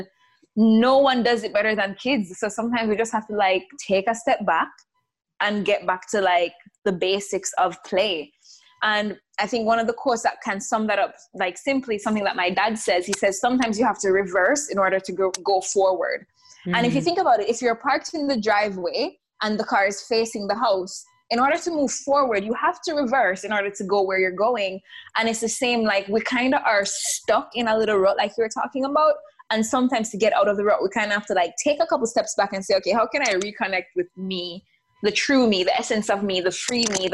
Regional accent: Jamaica; moved away; we grew up in the Caribbean, in Jamaica

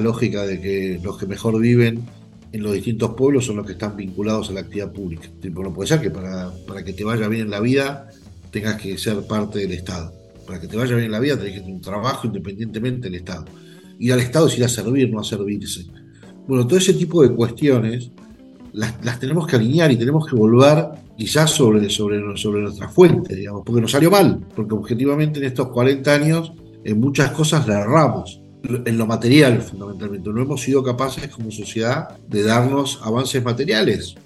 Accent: Argentina; nosotros mismos como argentinos

